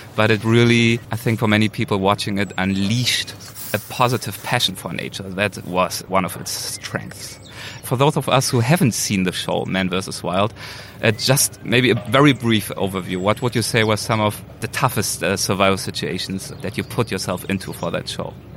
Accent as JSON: {"language": "English", "country": "Germany", "moved": "as an adult", "lives_now": "Los Angeles, United States", "said": "probably my accent gives me away. So I am originally from Germany, um, but I've been here for two years now in the US"}